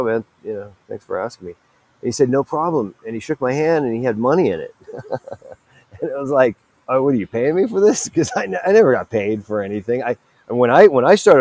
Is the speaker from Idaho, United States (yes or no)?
no; Los Angeles, California, United States; I'm from Sylmar, California, which is in Los Angeles. It's in the Valley